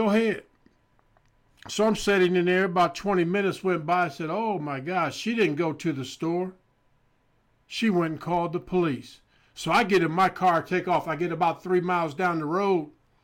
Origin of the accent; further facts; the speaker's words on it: Indiana, United States; moved away as an adult; also born or lived in Arizona; I'm from Indiana, came out of high school playing basketball, went to a school in Kansas